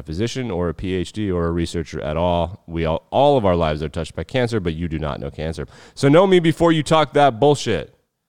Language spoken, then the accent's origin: English; Wyoming, United States; I'm born and raised in Wyoming.